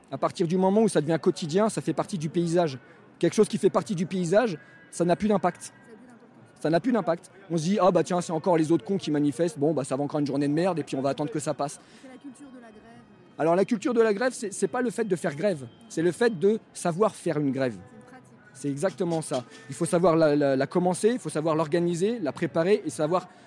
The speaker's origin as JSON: {"language": "French", "country": "France", "said": "Moi, quand je vois ça et que je suis français, je me dis putain, mais quelle honte, quoi."}